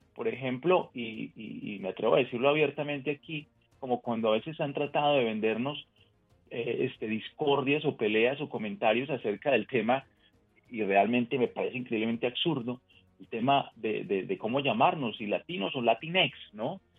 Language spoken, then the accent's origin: Spanish; Colombia; now in United States; nací en otro país, nací en Colombia en este caso, y sigo pendiente de lo que pasa en mi país de origen